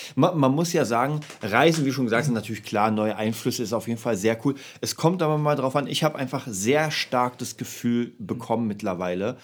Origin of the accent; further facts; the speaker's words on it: Berlin, Germany; ich komme ja aus Kreuzberg